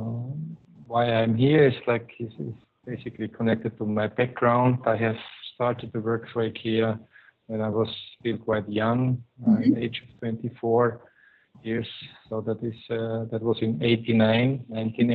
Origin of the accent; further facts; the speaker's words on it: Austria; first language German; English is a second language; moved away as an adult; now in Manila, Philippines; Indicates already that I am a German-speaking person. I'm coming from Austria